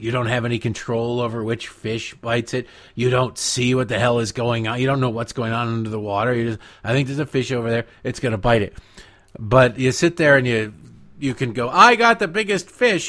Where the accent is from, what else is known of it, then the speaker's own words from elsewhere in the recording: Detroit, Michigan, United States; I've watched hours and hours of curling growing up in Detroit on the C B C